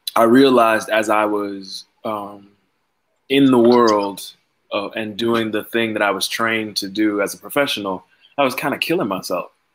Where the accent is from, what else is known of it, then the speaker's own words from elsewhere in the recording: Miami, Florida, United States; moved away as an adult; also born or lived in New Haven, Connecticut; I am from Miami, Florida